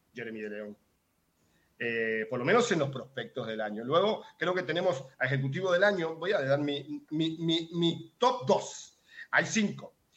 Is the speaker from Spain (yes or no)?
no; Uruguay; now in Puerto Rico; en Uruguay, eh, de donde soy yo